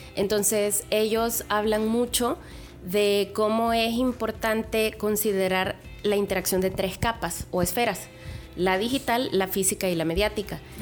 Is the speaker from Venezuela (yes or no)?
no; El Salvador; moved away; also born or lived in Querétaro; como salvadoreña